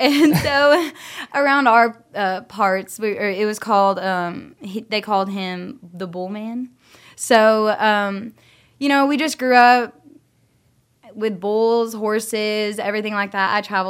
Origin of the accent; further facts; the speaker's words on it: Norfork, Arkansas, United States; also born or lived in Florida; I'm 21, and I'm from Norfolk, Arkansas.